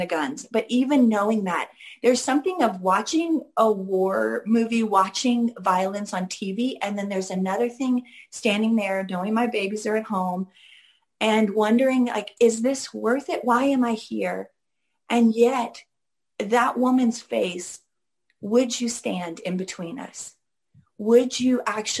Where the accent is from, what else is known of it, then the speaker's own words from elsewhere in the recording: Seattle, Washington, United States; growing up in Seattle